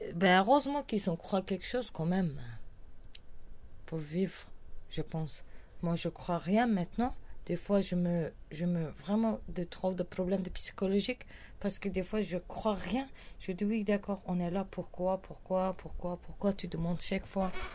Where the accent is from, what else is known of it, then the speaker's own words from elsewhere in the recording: Kurdistan, Turkey; French is a second language; moved away; je viens du cœur de Kurdistan, Havan